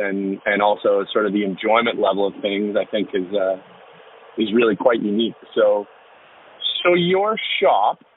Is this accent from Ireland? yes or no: no; Annapolis Valley, Nova Scotia, Canada; I grew up in the Annapolis Valley